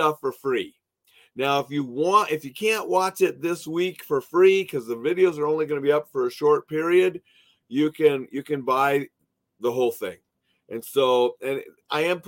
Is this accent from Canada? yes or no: no; Montana, United States; I'm from Montana